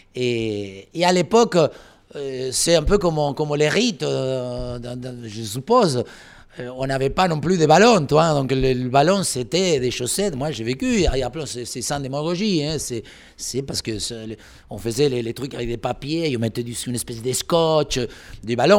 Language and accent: French; Olavarría, Buenos Aires Province, Argentina; French is a second language; moved away as an adult; also born or lived in Paris, France / Tours, France; now in France; Je viens de Olavarria, c'est à 500 km de Buenos Aires, où dans les années 50, euh, euh, il y avait donc que des pâturages